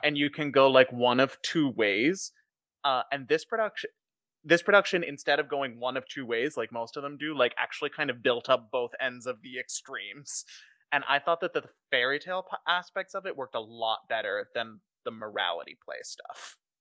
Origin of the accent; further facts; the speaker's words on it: Chicago, Illinois, United States; we're from Chicago.